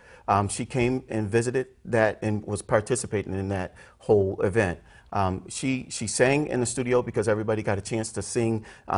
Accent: Lockport, New York, United States; I was born in Lockport, New York.

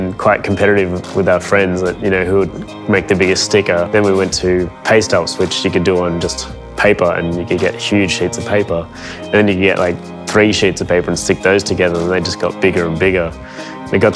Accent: Melbourne, Victoria, Australia; I'm a painter from Melbourne

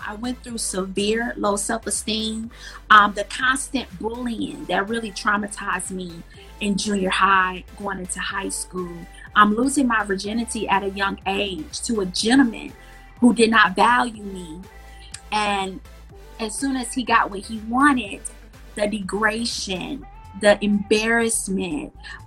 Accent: Milwaukee, Wisconsin, United States; I grew up in Milwaukee, Wisconsin.

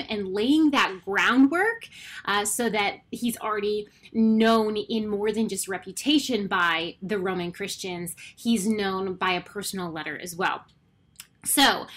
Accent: Canada; I am Canadian

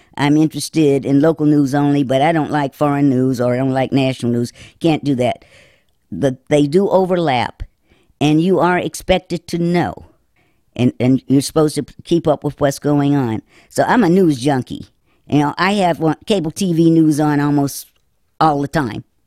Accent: Winston-Salem, North Carolina, United States; also born or lived in Chapel Hill, North Carolina / Los Angeles, California; when I returned to my hometown, um, I was back on the paper from whence I started

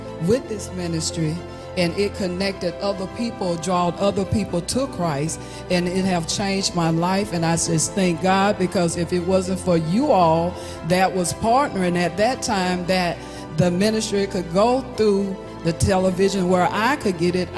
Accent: Hattiesburg, Mississippi, United States; I'm from Hattiesburg, Mississippi

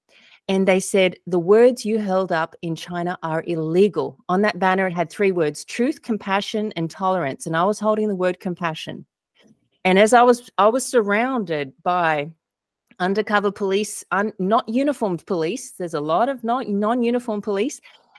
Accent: Australia; moved away as an adult; now in United States; Australia. You might be able to tell from my accent. Been in the U.S. for 12 years.

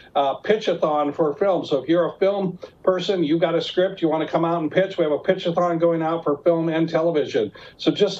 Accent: Mount Juliet, Tennessee, United States; also born or lived in Nashville, Tennessee; my hometown of Mount Juliet

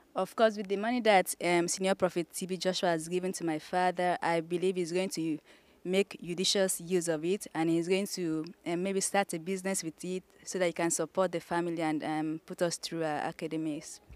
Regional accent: Akwa Ibom, Nigeria; I'm from Akwa Ibom State

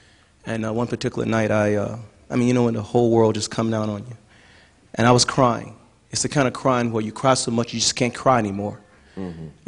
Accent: Long Island, New York, United States; now in Los Angeles, United States; New York, Long Island.

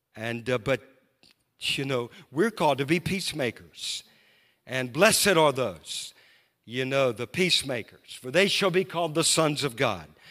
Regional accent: Louisiana, United States; now in Moravian Falls, United States; I grew up in Louisiana

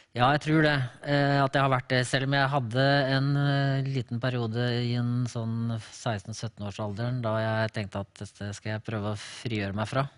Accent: Larvik, Vestfold, Norway; Jeg er født og oppvokst bare to kilometer unna der vi nå bor.

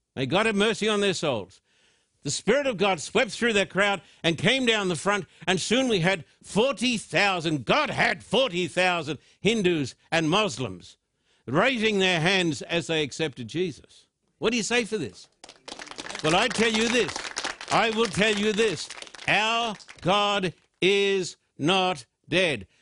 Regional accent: Australia; I'm an Australian with American citizenship too.

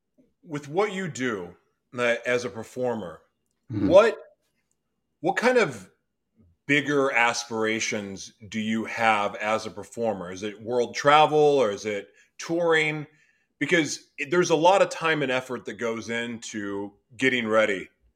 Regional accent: Oklahoma, United States; moved away; I didn't see a lot of that growing up in Oklahoma.

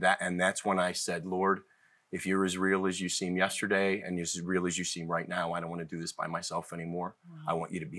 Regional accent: Cleveland, Ohio, United States; moved away; also born or lived in Boston; I was born in Boston, but was mostly raised in Cleveland and have lived all over

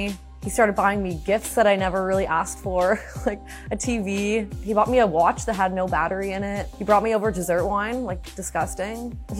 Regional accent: Hamilton, Ontario, Canada; also born or lived in Toronto; I grew up in Hamilton, Ontario

